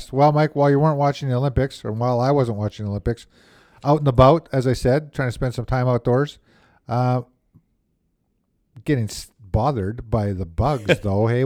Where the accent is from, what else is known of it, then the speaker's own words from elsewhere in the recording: Winnipeg, Manitoba, Canada; Apparently, I grew up in Saint Vital.